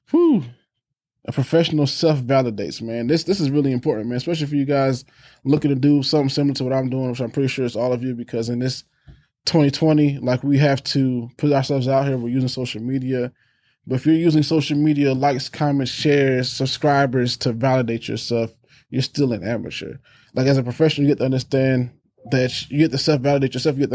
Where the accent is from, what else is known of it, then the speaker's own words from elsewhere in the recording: Germany; born there; also born or lived in Maryland / Texas / California / Alabama; so I was born in Germany, went for, went to Maryland, and then we went to Texas.